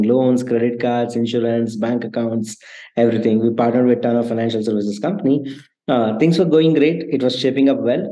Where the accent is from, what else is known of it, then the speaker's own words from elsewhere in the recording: Hassan, Karnataka, India; moved away as an adult; also born or lived in Bangalore; I come from the city called Hassan, which is like 3 hours from Bangalore